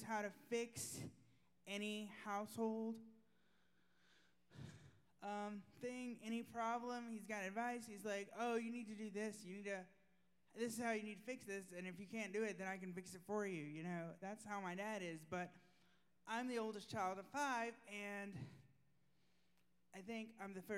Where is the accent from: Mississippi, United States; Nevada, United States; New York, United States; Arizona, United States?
Mississippi, United States; moved away as an adult; now in Florida, United States; I'm from Mississippi. I've been in church my whole life